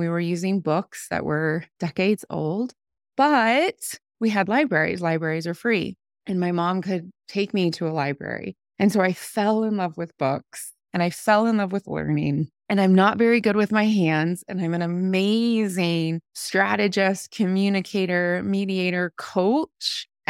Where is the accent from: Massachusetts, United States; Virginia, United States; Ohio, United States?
Ohio, United States; I grew up in Ohio. We moved a lot, and I graduated from an Appalachian county.